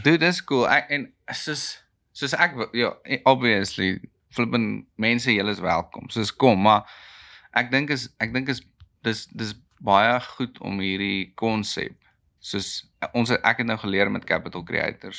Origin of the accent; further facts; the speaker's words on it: South Africa; ek is 'n boer, ek is 'n Suid-Afrikaner, ek is 'n Afrikaner